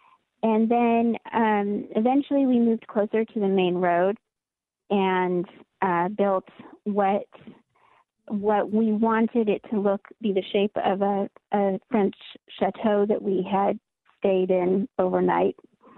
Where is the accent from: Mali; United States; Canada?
Mali; I grew up in Mali, West Africa, which is most of Mali is Sahara Desert.